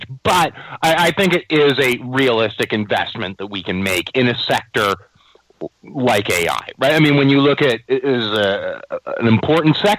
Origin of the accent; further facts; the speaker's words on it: Canada; I'm Canadian